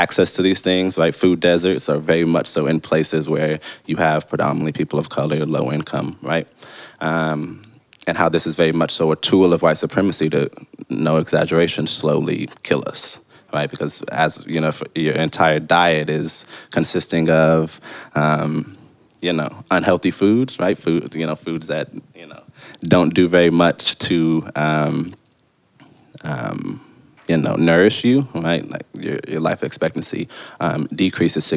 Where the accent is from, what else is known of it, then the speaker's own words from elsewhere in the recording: Oklahoma City, Oklahoma, United States; I'm from Oklahoma City